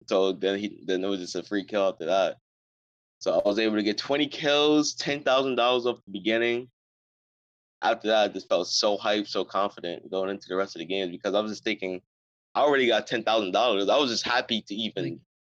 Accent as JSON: {"language": "English", "region": "New York", "country": "United States", "said": "I'm from New York"}